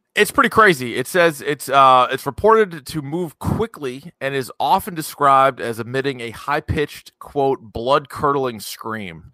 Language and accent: English; New Hampshire, United States; growing up in New Hampshire